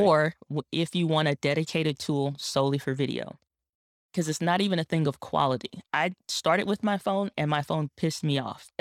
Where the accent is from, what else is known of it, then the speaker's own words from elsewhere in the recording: St. Louis, Missouri, United States; my hometown in Saint Louis, Missouri